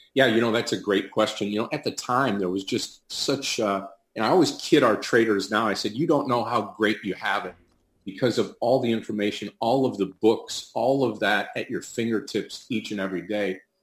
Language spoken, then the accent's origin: English; Detroit, Michigan, United States; I'm from Detroit, Michigan